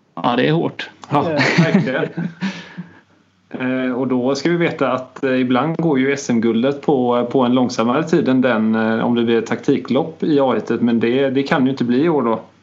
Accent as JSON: {"language": "Swedish", "area": "Bohuslän", "region": "Västra Götaland", "country": "Sweden", "said": "för mig som bohuslänning"}